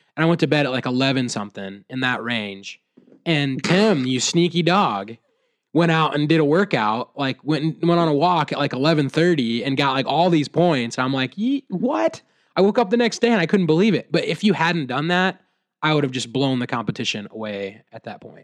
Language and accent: English; Williamsburg, United States; I was actually at a coffee shop in my hometown, Williamsburg, and I actually had a middle school teacher walk